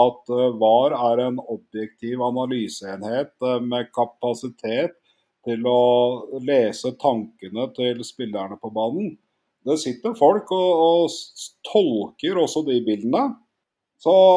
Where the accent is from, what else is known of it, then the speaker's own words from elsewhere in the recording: Oslo, Norway; jeg er fra Grorud.